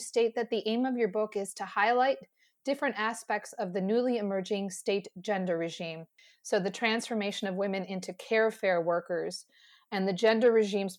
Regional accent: United States; speaking as an American, where we don't have those types of benefits

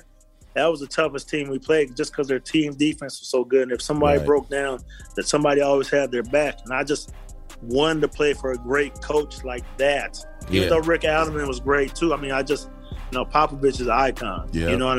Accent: Phoenix, Arizona, United States; I'm from Phoenix

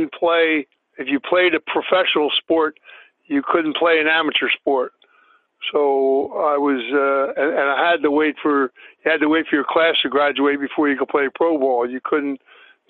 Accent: New Jersey, United States; moved away; also born or lived in Philadelphia, Pennsylvania; I was born in Philly, but I lived in New Jersey as well

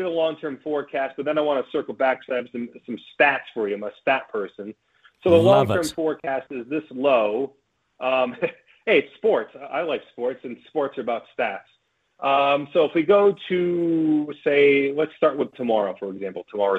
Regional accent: United States; moved away as an adult; now in New Zealand; So I'm probably 5 or 6 years old, and I'm back in the States, as you could tell from my accent, I'm sure.

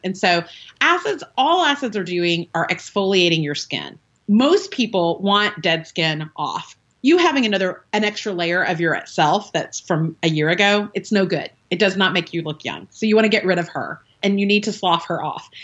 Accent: the South, United States; I'm from the South, so we say oil.

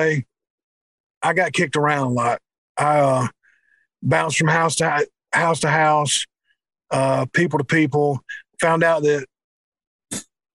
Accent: Spartanburg, South Carolina, United States; I was born in Spartanburg, South Carolina, and lost my mom at an early age.

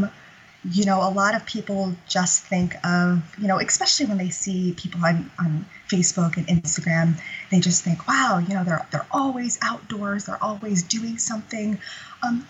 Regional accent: Central California, United States; I grew up in Central California, and I grew up in such a small town of, you know, a population of fewer than 200 people

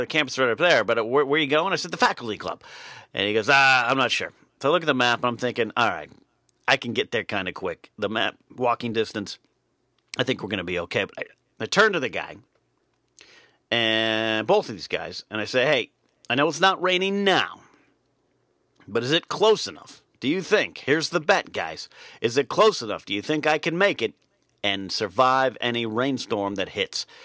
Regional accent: California, United States; Even though my hometown is three hours north, very rarely did we venture uh, north past Pismo Beach

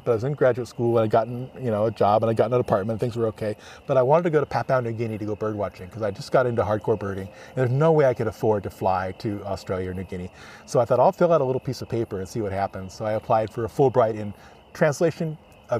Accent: Los Angeles, California, United States; I grew up in Los Angeles along the Los Angeles River.

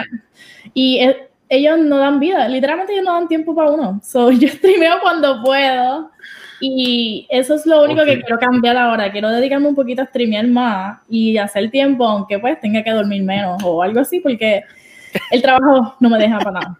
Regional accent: Puerto Rico; now in New Jersey, United States; yo soy de Puerto Rico, 100% boricua, pero ahora mismo eh, me estoy en New Jersey porque trabajo en Nueva York

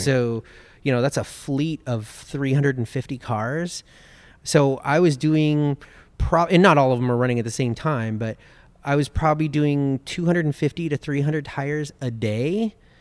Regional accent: Los Angeles, California, United States; I grew up in Los Angeles. I was born and raised in Los Angeles

